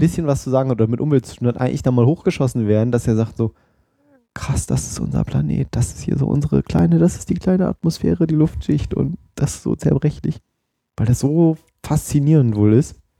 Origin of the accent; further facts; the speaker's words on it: Oldenburg, Lower Saxony, Germany; accent: Hannoverisch, Hochdeutsch; moved away; ich komme ja ursprünglich aus Oldenburg, das ist ja da oben bei Bremen